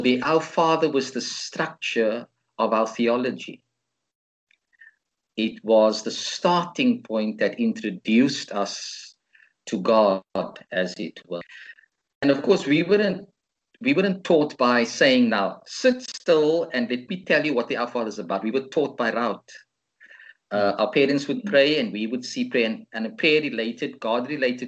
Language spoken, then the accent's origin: English; Cape Town, Western Cape, South Africa; one of the churches I grew up in Cape Town, St. Mark's